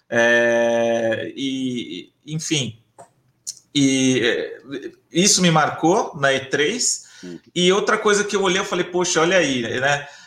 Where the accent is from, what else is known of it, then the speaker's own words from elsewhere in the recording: Bauru, São Paulo, Brazil; cidade de Bauru, que é a minha cidade natal, é, no interior de São Paulo